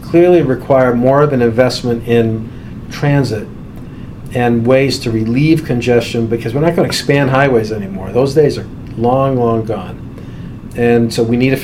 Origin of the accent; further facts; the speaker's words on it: Boston, Massachusetts, United States; I grew up in East Boston. My parents are still there.